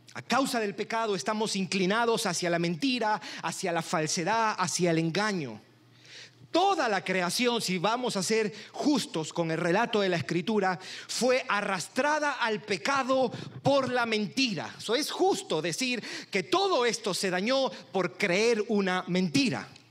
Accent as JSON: {"language": "Spanish", "country": "Peru", "said": "Soy de Perú."}